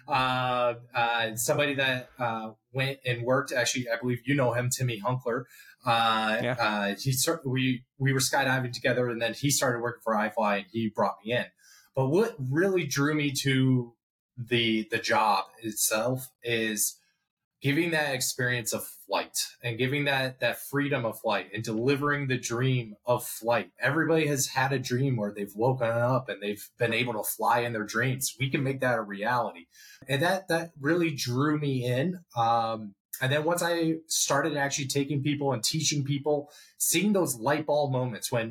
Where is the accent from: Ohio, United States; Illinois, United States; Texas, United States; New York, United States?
Illinois, United States; Chicago; also born or lived in Scottsdale, Arizona; now in New Jersey, United States; I grew up in Chicago